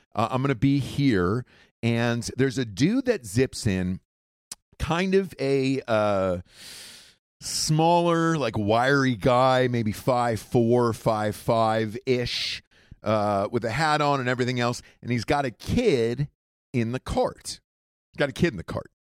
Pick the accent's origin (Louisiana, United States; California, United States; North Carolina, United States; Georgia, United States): Georgia, United States; Atlanta; moved away; I grew up in Atlanta. Uh, we moved there when I was, I think, maybe three or four years old